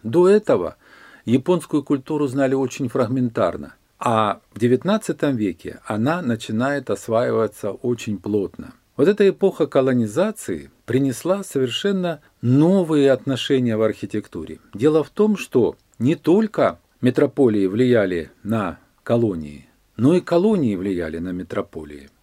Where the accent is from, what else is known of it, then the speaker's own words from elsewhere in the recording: Rostov-on-Don, Rostov Oblast, Russia; Я коренной ростовчанин, и я этот город наблюдаю больше 60 лет своей жизни